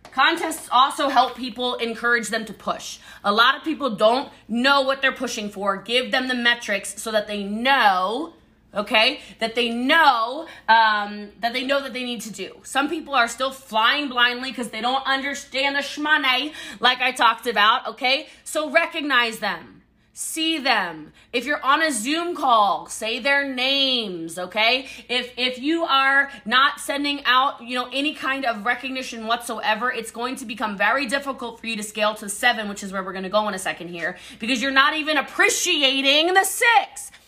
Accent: Hawaii, United States; I am Hawaiian

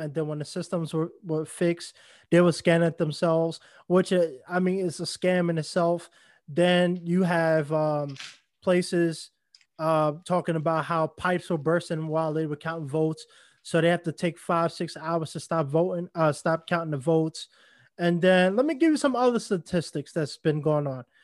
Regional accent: New York, United States; moved away; New York, my, I mean, my hometown

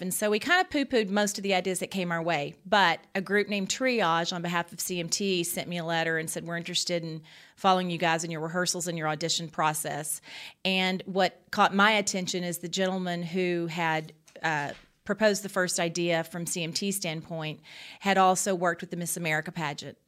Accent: Lindale, Texas, United States; I'm this teenager from Lindell, Texas

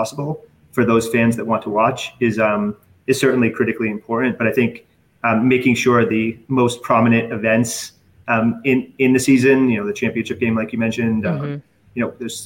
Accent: Boston, Massachusetts, United States

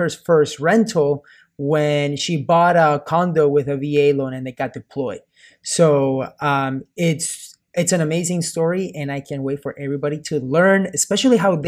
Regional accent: Peru; moved away; I'm from Peru

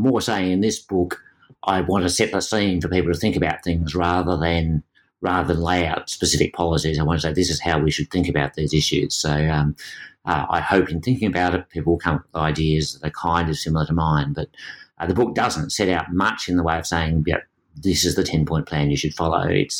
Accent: Australia; But in this context, being an Australian gives you a different perspective.

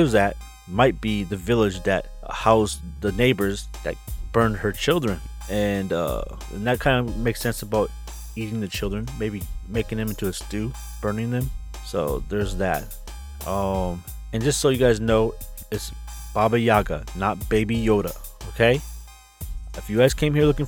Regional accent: Wisconsin, United States; moved away; when I used to live in Wisconsin, little town Wisconsin

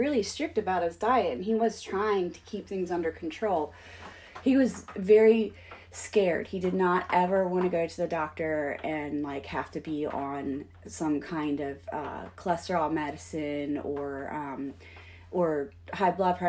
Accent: Pennsylvania, United States; I grew up in Pennsylvania, so I was more meat and potatoes kind of person.

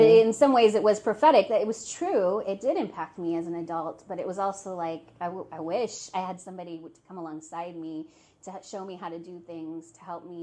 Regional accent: Seattle, Washington, United States; I'm from Seattle

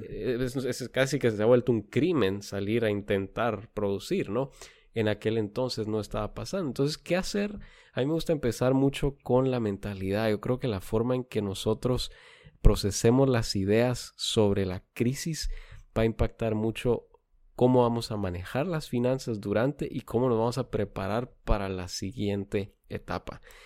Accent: Guatemala; now in San Antonio, United States; yo nacido y crecido en Guatemala

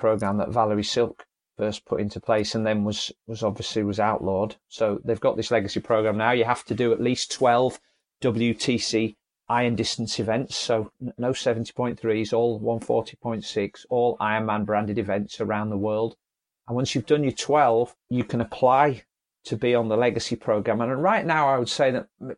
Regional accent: Leeds, Yorkshire and the Humber, United Kingdom; I'm from Leeds in Yorkshire

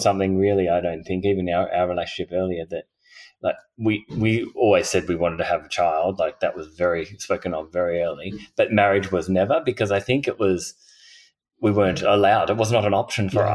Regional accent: Hobart, Tasmania, Australia; I grew up in Tassie

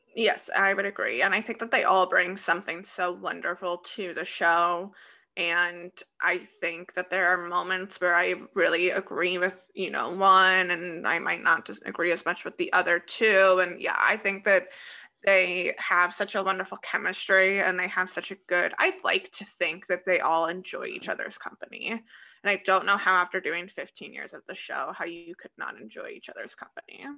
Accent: Des Moines, Iowa, United States; accent: Des Moines, Iowa; Midwest; my Des Moines, Iowa accent just really comes

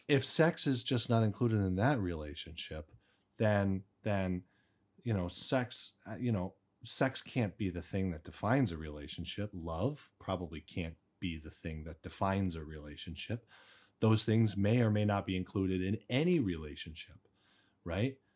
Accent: Arizona, United States; moved away as an adult; now in China; I'm from the United States, Arizona, uh, raised there, and I've been in China for nine years.

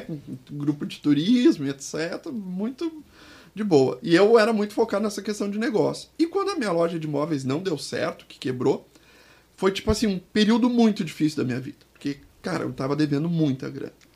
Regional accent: Porto Alegre, Rio Grande do Sul, Brazil; eu sou de Porto Alegre

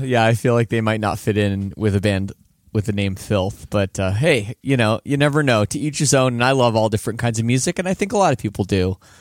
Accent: Canada; as a Canadian

